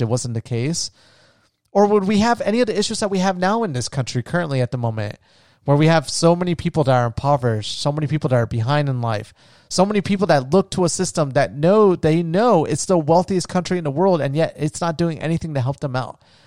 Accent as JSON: {"language": "English", "country": "United States", "said": "as an American"}